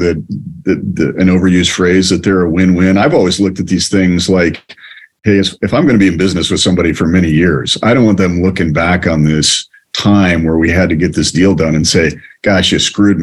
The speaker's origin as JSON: {"language": "English", "town": "Willard", "region": "Ohio", "country": "United States", "tie": "born or raised there", "moved": "yes", "said": "I'm a Midwest guy. I grew up in Ohio"}